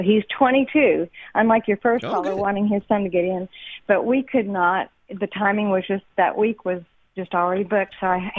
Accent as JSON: {"language": "English", "town": "Abilene", "region": "Texas", "country": "United States", "said": "Oh, Rick, I'm from Abilene, Texas, but I know where Dripping Springs is."}